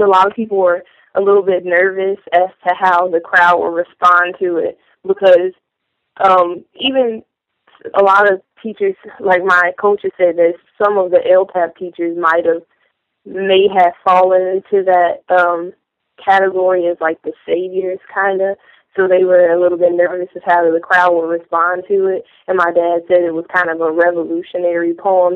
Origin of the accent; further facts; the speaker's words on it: Chicago, Illinois, United States; I'm from Chicago